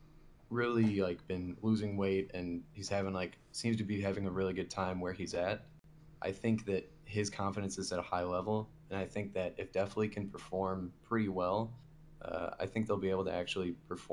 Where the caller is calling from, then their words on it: Valparaiso, Indiana, United States; I am calling from Valparaiso, Indiana.